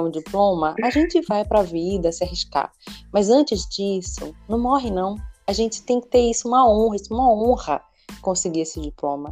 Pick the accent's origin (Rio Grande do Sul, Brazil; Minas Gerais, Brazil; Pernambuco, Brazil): Pernambuco, Brazil; also born or lived in Rio de Janeiro; now in Niterói, Brazil; eu sou de Pernambuco